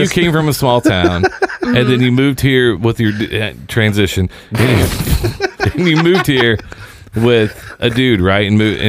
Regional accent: Seymour, Indiana, United States; moved away as an adult; now in Indianapolis, United States; I grew up in Seymour, which is southern Indiana.

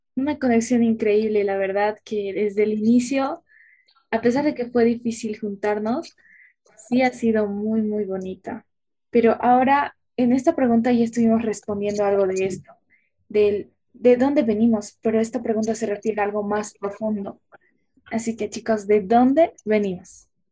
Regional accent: Independencia, Cochabamba, Bolivia; yo soy de Cochabamba, más específicamente de Ayopaya, nací en el municipio de Independencia

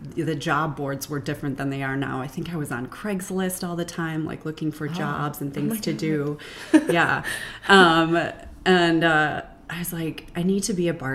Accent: Janesville, Wisconsin, United States; moved away as an adult; also born or lived in Milwaukee, Wisconsin; now in Houston, United States; I grew up in Janesville, Wisconsin, small town

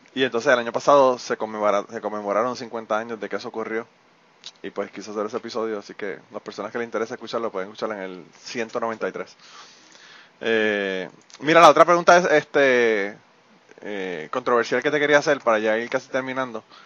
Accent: Puerto Rico; nosotros tenemos los genes, ¿verdad? Que parte de nuestros genes como boricua son los taínos

